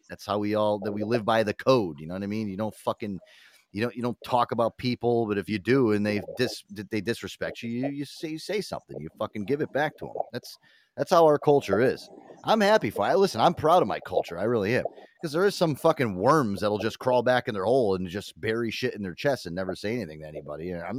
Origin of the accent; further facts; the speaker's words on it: East Coast, United States; I'm from the East Coast. I'm 100% Italian